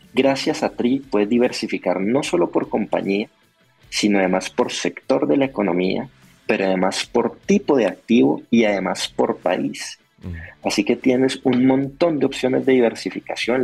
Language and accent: Spanish; Colombia; yo como colombiano